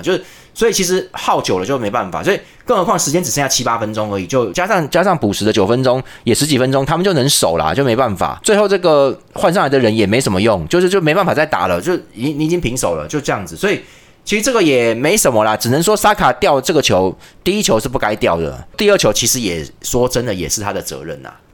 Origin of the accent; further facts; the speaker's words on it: Taiwan; 我们台湾人